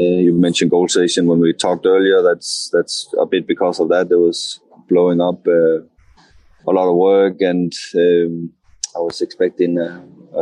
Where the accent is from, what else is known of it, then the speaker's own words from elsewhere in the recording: Arden, North Denmark Region, Denmark; English is a second language; moved away as an adult; now in England; was in a little town where I was born in Arden, south of Aalborg in Denmark, still in Jutland, north of Jutland.